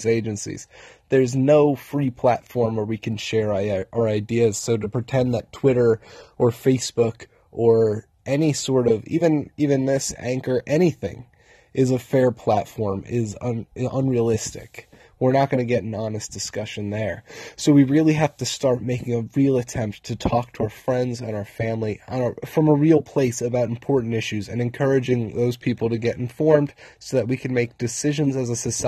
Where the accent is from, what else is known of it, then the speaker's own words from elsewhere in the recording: United States; We're American citizens